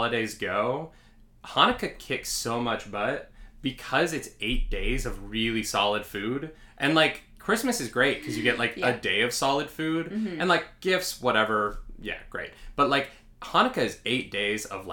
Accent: Calgary, Alberta, Canada; moved away as an adult; now in New York, United States; I grew up, where we grew up in Calgary, Alberta, Canada

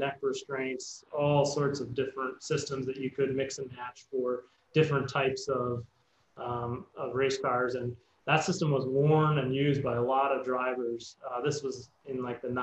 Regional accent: Canada; I'm from Canada, so I went to McGill University.

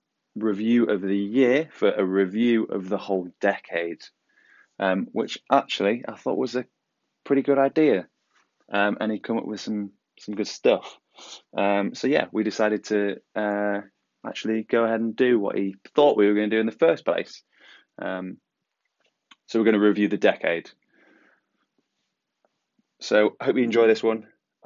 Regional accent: England, United Kingdom; now in Sydney, Australia; I'm from England, out living in Sydney, Australia.

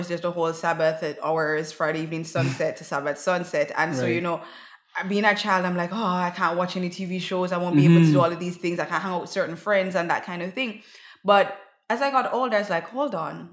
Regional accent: Jamaica; also born or lived in Greater Vancouver, British Columbia, Canada; now in Vancouver, Canada; So I grew up in Jamaica.

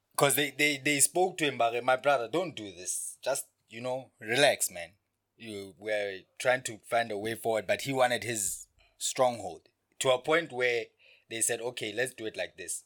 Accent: Lesotho

